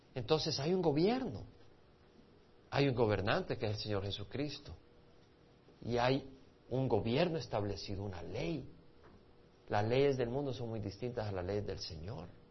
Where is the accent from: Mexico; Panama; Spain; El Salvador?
El Salvador; moved away; also born or lived in Montreal, Canada; Ahora yo crecí en El Salvador, pero mis padres son de Medio Oriente